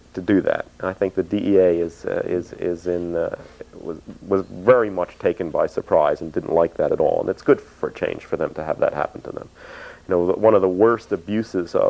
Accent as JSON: {"language": "English", "town": "Philadelphia", "region": "Pennsylvania", "country": "United States", "tie": "born or raised there", "also_born_or_lived": "Boston", "moved": "yes", "said": "I was an Easterner, I came from the Northeast, I was born in Philadelphia and went to school in Boston"}